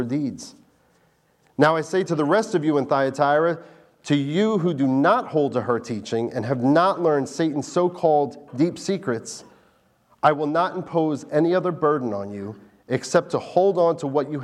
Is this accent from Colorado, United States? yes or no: no; New Jersey, United States; now in Delaware, United States; I was born in New Jersey